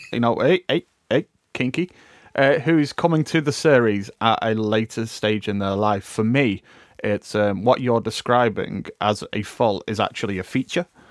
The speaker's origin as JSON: {"language": "English", "country": "United Kingdom", "said": "we as a British people"}